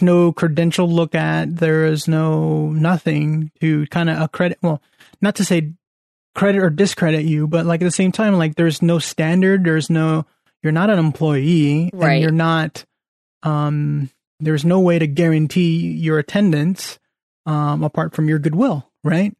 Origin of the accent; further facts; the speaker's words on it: Central Valley, California, United States; moved away; back at home or back in the Central Valley